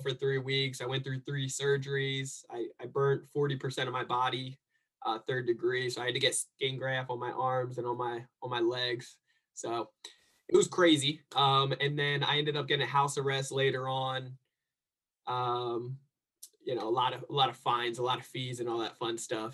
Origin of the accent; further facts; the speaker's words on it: New Jersey, United States; now in San Diego, United States; I grew up in New Jersey